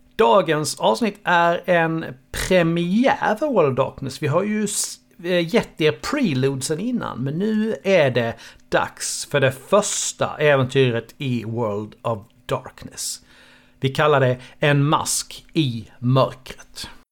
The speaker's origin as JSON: {"language": "Swedish", "town": "Karlshamn", "region": "Blekinge", "country": "Sweden", "said": "jag är från Karlshamn"}